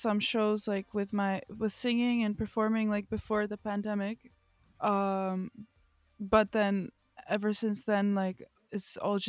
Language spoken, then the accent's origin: English; Warsaw, Masovian Voivodeship, Poland; also born or lived in Florida; I come from Warsaw, Poland, and also I come from. I also grew up for a few years in Florida.